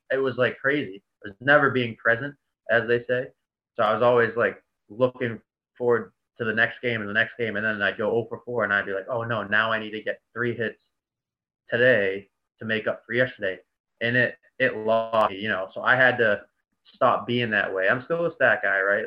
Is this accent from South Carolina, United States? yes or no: no; Boston, Massachusetts, United States; moved away as an adult; also born or lived in New York City / New Jersey; I'm from Boston